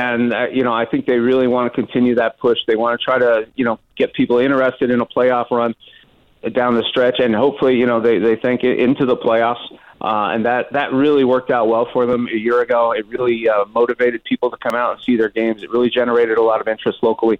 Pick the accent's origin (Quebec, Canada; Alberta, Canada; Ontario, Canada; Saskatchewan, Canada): Quebec, Canada; Montreal; now in Seattle, United States; I grew up in Montreal